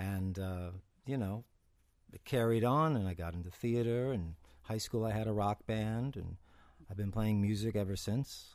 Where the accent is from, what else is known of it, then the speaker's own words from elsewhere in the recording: Cleveland, Ohio, United States; also born or lived in Mayfield Village, Ohio; I was born in Cleveland, Ohio